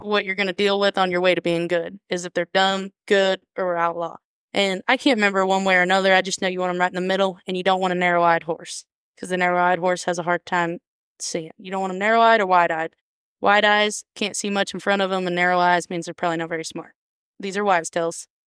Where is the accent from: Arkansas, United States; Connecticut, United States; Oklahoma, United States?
Oklahoma, United States; Woodward; also born or lived in Harmon, Oklahoma; now in Alva, United States; I grew up Northwestern, Oklahoma. We never left there, um, from Harmon